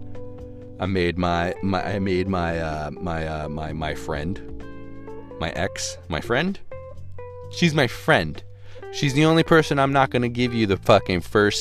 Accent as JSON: {"language": "English", "region": "Texas", "country": "United States", "tie": "born or raised there", "also_born_or_lived": "Austin, Texas", "moved": "as an adult", "said": "Ended up deciding to go back to my hometown"}